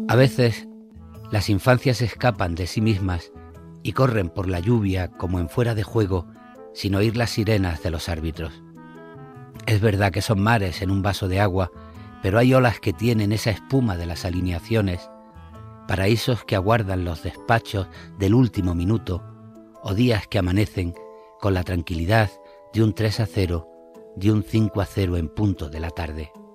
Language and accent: Spanish; Granada, Andalusia, Spain; también soy socio del Granada Club de Fútbol, que es mi, mi ciudad natal, de Granada